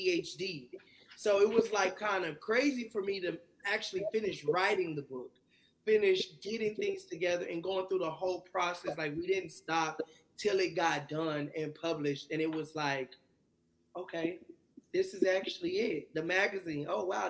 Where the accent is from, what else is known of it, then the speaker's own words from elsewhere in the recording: Texas, United States; also born or lived in California; I'm a Texas boy. I was born in California, raised in Texas